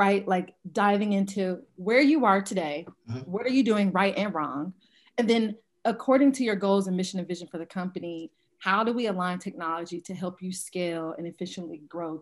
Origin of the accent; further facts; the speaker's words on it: Atlanta, Georgia, United States; I'm originally from Atlanta, Georgia.